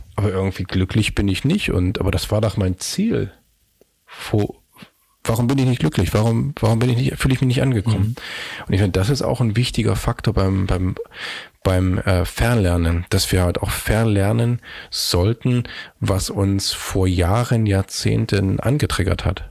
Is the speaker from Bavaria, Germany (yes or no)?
no; Magdeburg, Saxony-Anhalt, Germany; moved away as an adult; now in Hamburg, Germany; ich komme aus Magdeburg